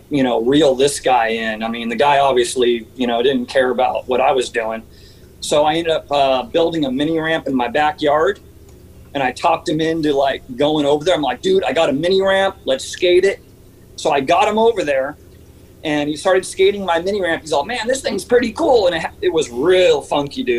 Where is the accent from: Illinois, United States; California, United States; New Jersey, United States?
California, United States; Santa Barbara; also born or lived in Santa Paula, California; moved to Santa Barbara when I was about 6 or 7 years old.